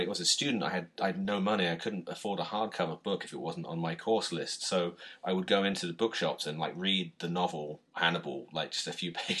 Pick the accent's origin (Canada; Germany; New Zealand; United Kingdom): United Kingdom; as a Brit